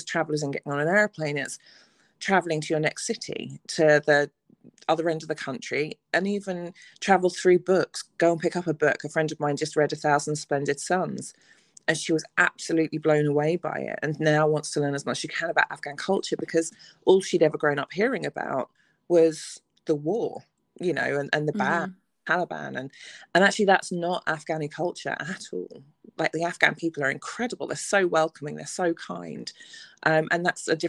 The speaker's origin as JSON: {"language": "English", "region": "England", "country": "United Kingdom", "said": "I'm straight, I'm white, I'm English, I'm educated."}